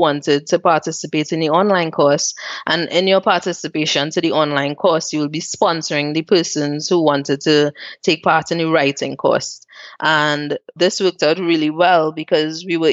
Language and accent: English; Trinidad & Tobago; moved away as an adult; also born or lived in Port of Spain, Trinidad and Tobago; now in Zurich, Switzerland; I grew up in Mova, which is a place that the news always portrays as one of the worst places